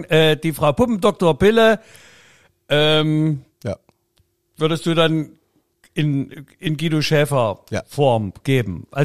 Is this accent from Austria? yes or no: no; Leipzig, Saxony, Germany; Uns äh, als Leipziger würden ja, würde ja schon freuen, wenn nur zwei reingehen.